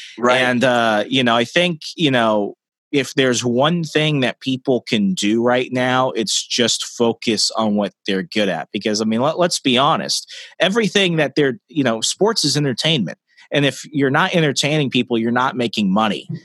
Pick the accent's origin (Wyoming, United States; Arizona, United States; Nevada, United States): Arizona, United States; moved away; I'm originally from Arizona